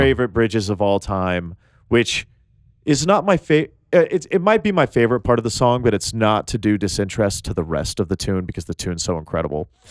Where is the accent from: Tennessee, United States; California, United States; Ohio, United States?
Tennessee, United States; I'm from Tennessee